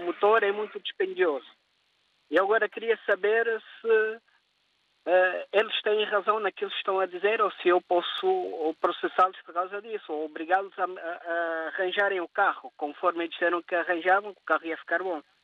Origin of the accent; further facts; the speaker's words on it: Angola; eu nasci em Angola. A minha nacionalidade é cabo-verdiana. Eu é optei pela nacionalidade dos meus pais